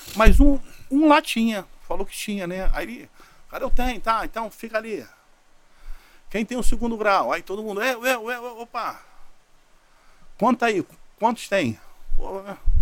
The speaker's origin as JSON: {"language": "Portuguese", "region": "Rio de Janeiro", "country": "Brazil", "said": "Eu da ilha do governador fui parar em vira é, Vila Militar."}